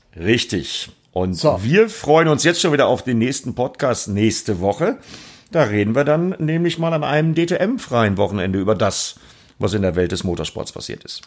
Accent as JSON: {"language": "German", "town": "Altena", "region": "North Rhine-Westphalia", "country": "Germany", "moved": "yes", "said": "ich komme aus Altena, das ist einmal über den Berg im Grunde genommen"}